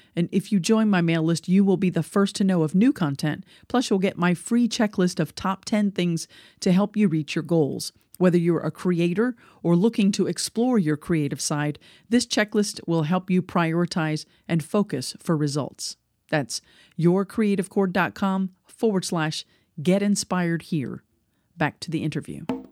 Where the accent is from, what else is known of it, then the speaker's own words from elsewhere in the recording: United States; I'm not from England. I'm American.